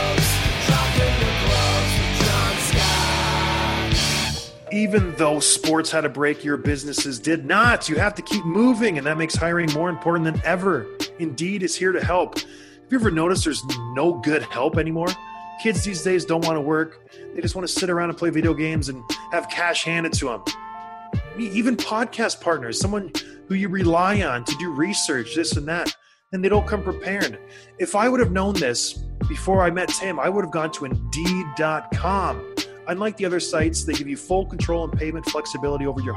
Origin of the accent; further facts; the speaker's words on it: Traverse City, Michigan, United States; moved away; I went back to my hometown in Traverse City, Michigan